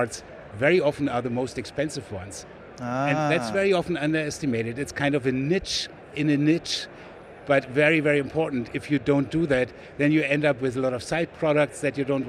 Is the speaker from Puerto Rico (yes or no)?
no; Berlin, Germany; English is a second language; moved away as an adult; also born or lived in Switzerland; now in United States; I was born in West Berlin in Germany. And raised there, studied biochemistry